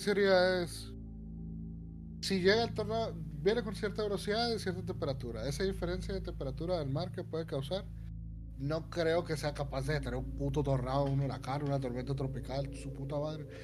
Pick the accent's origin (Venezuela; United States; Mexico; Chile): Mexico; northern Mexico; Soy norteño